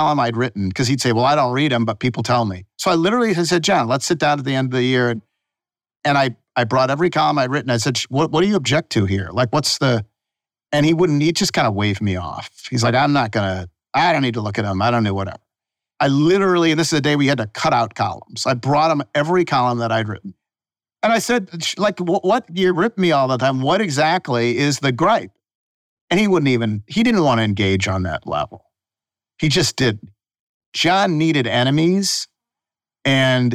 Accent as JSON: {"language": "English", "town": "Buffalo", "region": "New York", "country": "United States", "moved": "yes", "lives_now": "Memphis, United States", "said": "I passed the New York bar because I'm from Buffalo"}